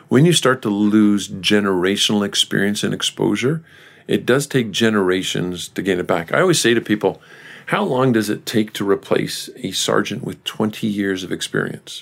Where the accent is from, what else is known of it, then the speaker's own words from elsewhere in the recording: Canada; We as Canadians